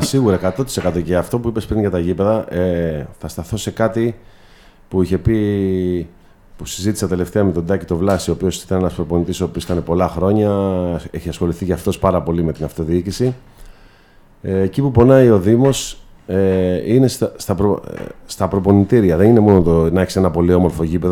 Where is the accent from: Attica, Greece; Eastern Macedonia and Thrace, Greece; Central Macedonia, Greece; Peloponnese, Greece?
Peloponnese, Greece; Corinth; θέλω πραγματικά να βοηθήσω την πόλη μου πρώτα απ' όλα ε, τους συμπολίτε μου